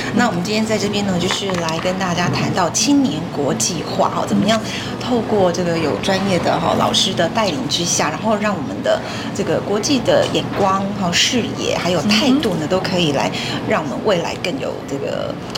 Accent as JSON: {"language": "Chinese", "country": "Taiwan", "said": "我们就是台湾人"}